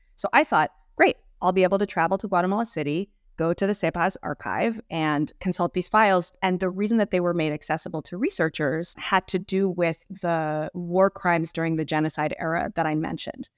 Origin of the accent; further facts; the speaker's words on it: Boston, Massachusetts, United States; also born or lived in Mexico City, Mexico; I grew up in the Boston area with many Latin American classmates when I was in elementary school and middle school